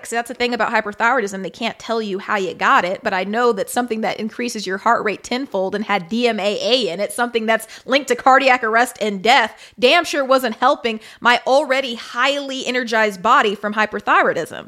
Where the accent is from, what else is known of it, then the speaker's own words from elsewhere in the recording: Kansas City, United States; moved away; I'm from Kansas City